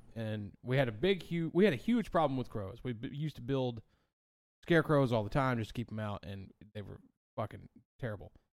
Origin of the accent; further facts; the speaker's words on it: Pine Tucket, the South, United States; I grew up in Pine Tucket